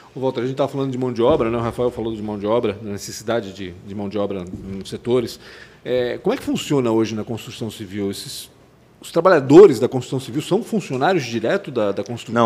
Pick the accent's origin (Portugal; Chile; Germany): Chile; now in Brazil; eu sou chileno, né? Eu Nasci no Chile